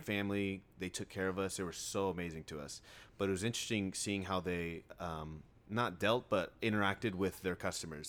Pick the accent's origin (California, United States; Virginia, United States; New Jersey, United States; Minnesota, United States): California, United States; Riverside; I grew up in Riverside, like downtown Riverside, an apartment complex